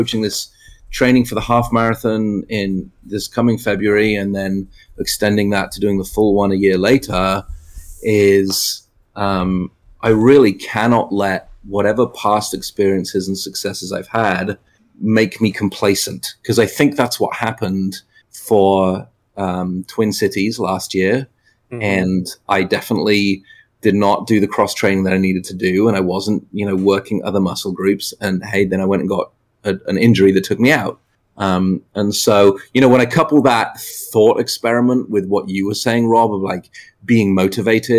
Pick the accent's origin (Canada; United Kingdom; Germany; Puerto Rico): United Kingdom; England; moved away; even as an English person